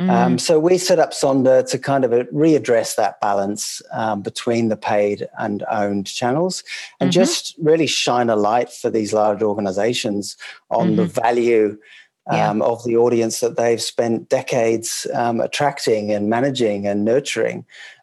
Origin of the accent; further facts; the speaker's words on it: England, United Kingdom; moved away as an adult; now in Sydney, Australia; That's right. Yes, I'm English. Worked in global advertising agencies out of London, always in a kind of pan-European or a global sense, managing global clients. And then moved to Sydney, and we set up camp here